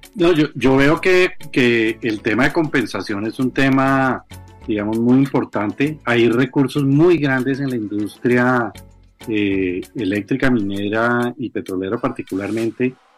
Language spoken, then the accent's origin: Spanish; Colombia; a todos los colombianos